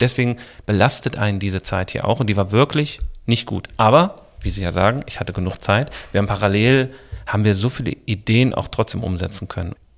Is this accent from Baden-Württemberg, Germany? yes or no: no; Essen, North Rhine-Westphalia, Germany; ich bin aufgewachsen im Bereich Essen, Stehle, Horst, Eiberg, die Ecke Hörsterfeld.